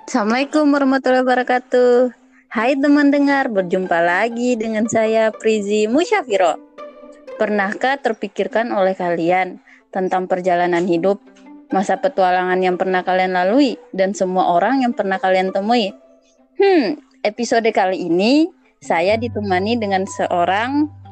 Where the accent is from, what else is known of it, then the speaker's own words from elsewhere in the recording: Ternate, North Maluku, Indonesia; Ternate, daerah saya